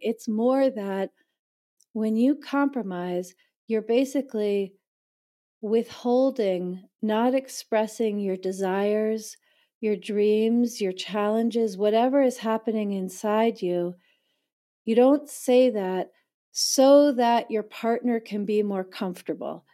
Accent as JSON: {"language": "English", "region": "East Coast of the United States", "country": "United States", "tie": "born or raised there", "also_born_or_lived": "New York City", "moved": "as an adult", "lives_now": "San Francisco Bay Area, United States", "said": "I was born in New York City, I grew up on the East Coast of the United States"}